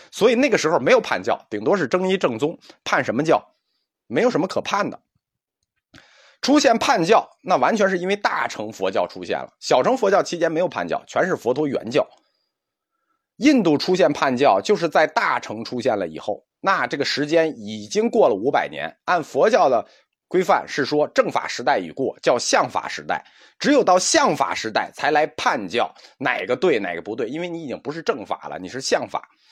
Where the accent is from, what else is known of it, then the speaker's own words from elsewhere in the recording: China; 我们中国人的文化特点